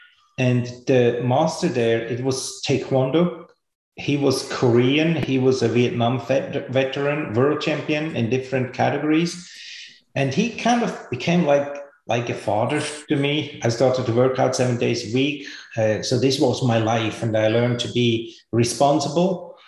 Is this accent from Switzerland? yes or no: yes; Switzerland; I grew up in Switzerland. I was a rebel, no parents.